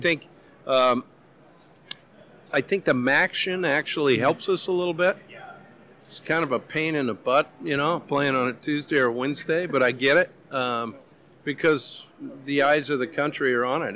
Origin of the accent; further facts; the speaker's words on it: Missoula, Montana, United States; moved away; growing up in Missoula.